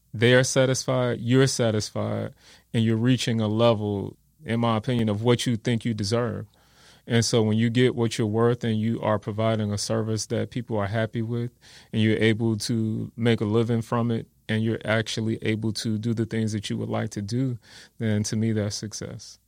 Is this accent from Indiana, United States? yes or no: yes; Gary, Indiana, United States; also born or lived in Wisconsin; now in San Antonio, United States; I was born and raised in Gary, Indiana.